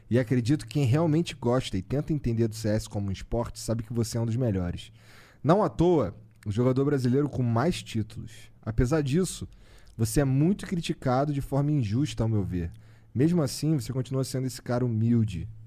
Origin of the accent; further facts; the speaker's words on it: Recife, Pernambuco, Brazil; Somos de Recife também.